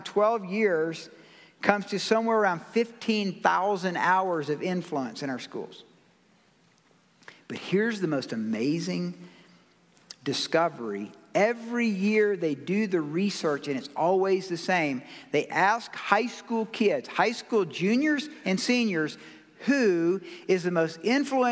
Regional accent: Georgia, United States; I'm from Georgia

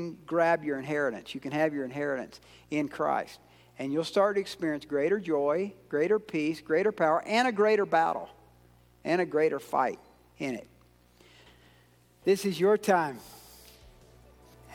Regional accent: Georgia, United States; I'm from Georgia

